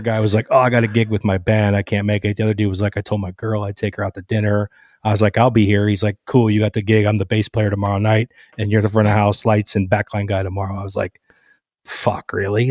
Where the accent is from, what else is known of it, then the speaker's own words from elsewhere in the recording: Cleveland, Ohio, United States; moved away as an adult; also born or lived in Los Angeles; I grew up in Cleveland, Cleveland area